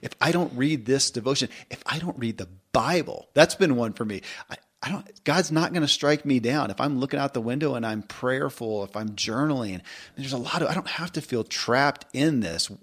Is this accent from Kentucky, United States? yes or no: yes; Kentucky, United States; I grew up in Kentucky